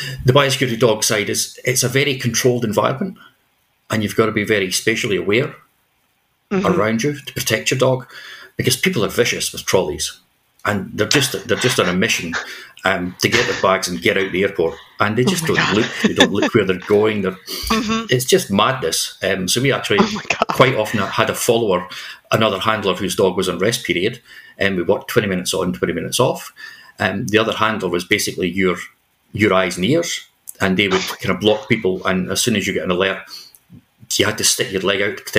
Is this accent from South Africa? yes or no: no; Scotland, United Kingdom; moved away; also born or lived in New Zealand; here in Scotland, in my home country